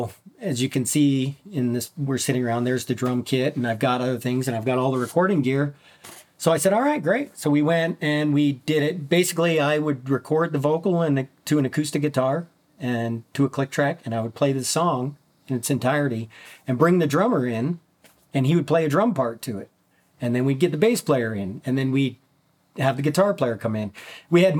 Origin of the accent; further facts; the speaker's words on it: Minnesota, United States; As a child, I grew up in Minnesota